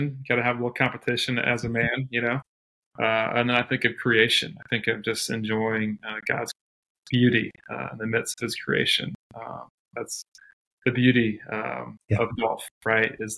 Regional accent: Ohio, United States; high school, had a chance to play on the golf team at the Wellington School in Ohio

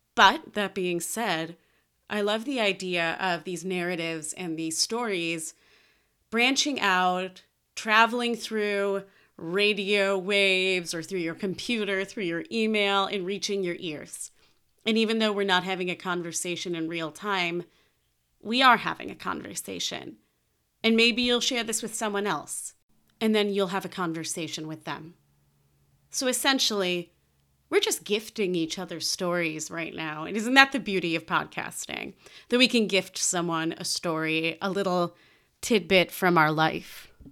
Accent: Chicago, Illinois, United States; I grew up in Chicago, Illinois, to the aforementioned Jewish-Italian household

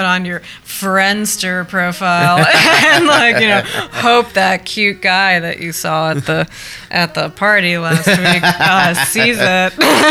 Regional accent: Wisconsin, United States; now in New York, United States; We're playing in New Brunswick on June 21st with our friends … from my hometown in Wisconsin.

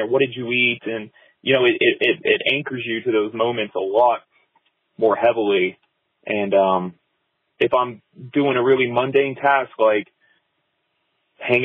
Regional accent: Fort Lauderdale, Miami area, South Florida, United States; moved away as an adult; now in Asheville, United States; I grew up in South Florida in the Fort Lauderdale, Miami area. And I live in Asheville now

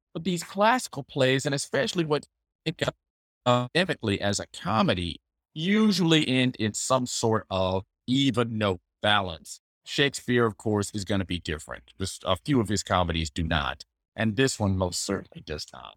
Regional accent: the South, United States; being a man of color, growing up in the South

